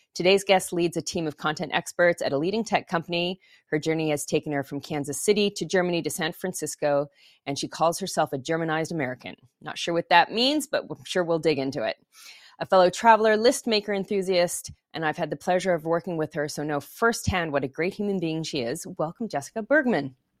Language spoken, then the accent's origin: English; Montreal, Quebec, Canada; first language English; growing up in Montreal, I speak French and English